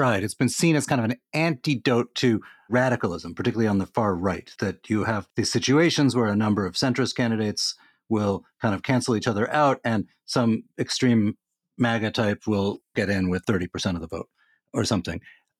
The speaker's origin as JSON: {"language": "English", "town": "Washington", "region": "District of Columbia", "country": "United States", "tie": "born or raised there"}